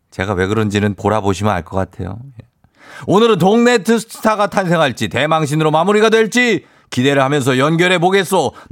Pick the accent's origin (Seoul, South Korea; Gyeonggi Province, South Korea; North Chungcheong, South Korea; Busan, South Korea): Gyeonggi Province, South Korea; Goyang; 일산 고향 쪽이구려. 아, 네네, 네, 맞아요.